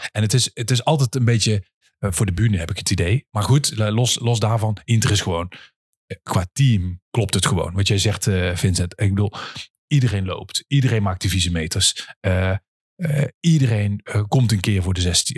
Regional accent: 's-Hertogenbosch, North Brabant, Netherlands; kom ik uit Den Bosch

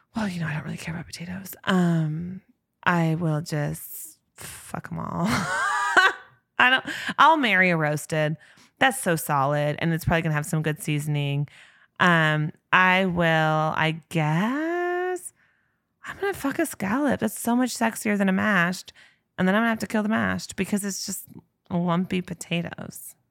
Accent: Spokane, Washington, United States; a person born and bred in Spokane, Washington

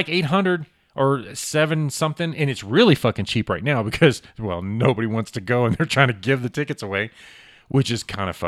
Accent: United States; we're American

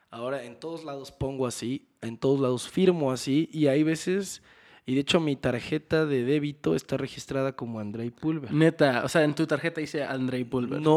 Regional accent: Mexico; El problema es de dónde venimos todos los metaleros de México. En México solo hay, hay como un solo hay como cuatro vertientes.

